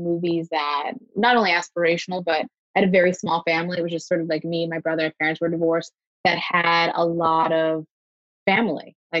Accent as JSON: {"language": "English", "region": "New York", "country": "United States", "tie": "born there", "said": "I was born outside of New York and I had been a couple times as a kid"}